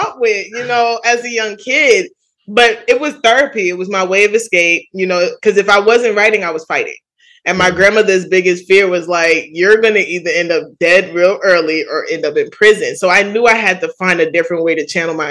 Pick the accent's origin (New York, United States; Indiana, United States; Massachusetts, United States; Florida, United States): New York, United States; New York City; I grew up in Jamaica, Queens